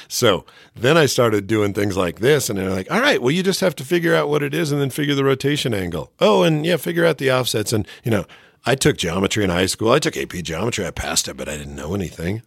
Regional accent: Phoenix, Arizona, United States; moved away; I grew up in Phoenix

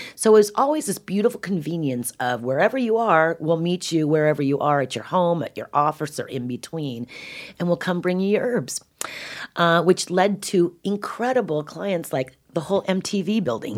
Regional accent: California, United States; I'm a Californian

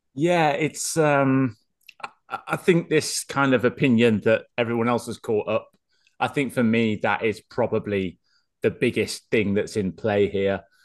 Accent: Wales, United Kingdom; as a Welshman

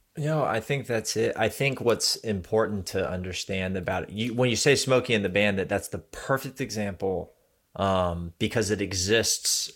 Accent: Florida, United States; I'm both I'm both from Florida and extremely German

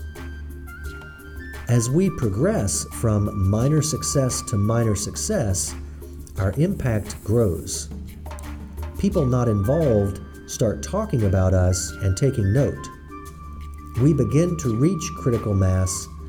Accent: New Orleans, Louisiana, United States; I was born in New Orleans

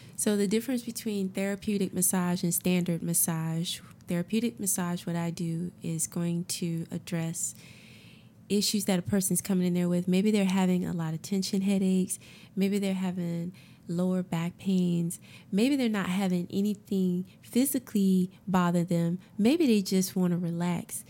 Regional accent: Augusta, United States; moved away as an adult; also born or lived in South Africa / West Africa / Caribbean / Harlem, New York; I'm from Augusta. Yep, I'm from Augusta and grew up all my life, born and raised

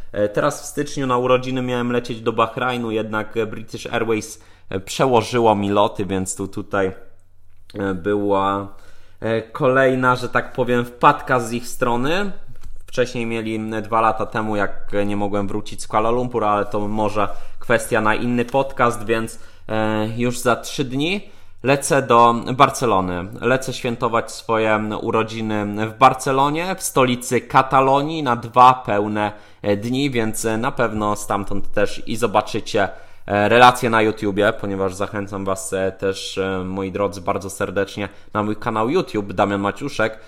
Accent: Lower Silesian Voivodeship, Poland; now in Warsaw, Poland; Ja jestem z Dolnego Śląska.

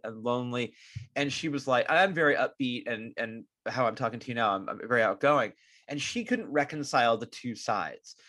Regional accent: California, United States; I was born in California

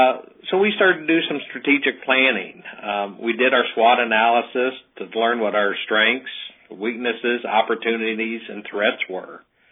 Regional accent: Ohio, United States; we're from Ohio, a small village about 50 miles south of Toledo. We have a population of about 1,700 there.

